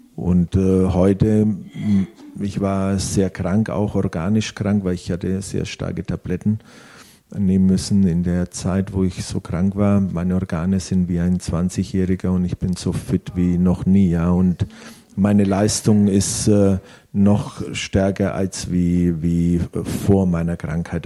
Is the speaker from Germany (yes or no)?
no; Italy; ich als Italiener, äh, wir wachsen schon mit Gott und Jesus auf